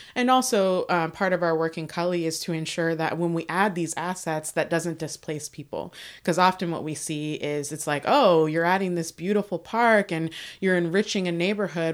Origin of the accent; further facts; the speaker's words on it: Northern Virginia, United States; moved away; I am originally from Virginia. I was born there